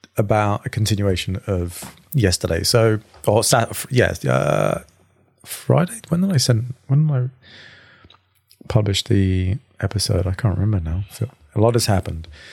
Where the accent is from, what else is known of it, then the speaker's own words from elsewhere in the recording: England, United Kingdom; now in Sydney, Australia; an Englishman